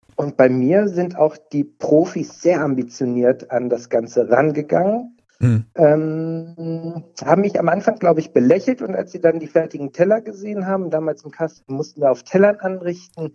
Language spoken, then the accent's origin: German; Cologne, North Rhine-Westphalia, Germany; Ich komme aus Köln